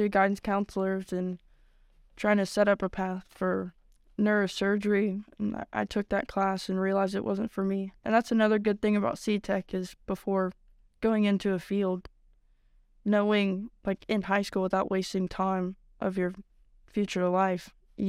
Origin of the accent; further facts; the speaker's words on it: Licking Valley, Ohio, United States; from Licking Valley, and I'm currently in welding.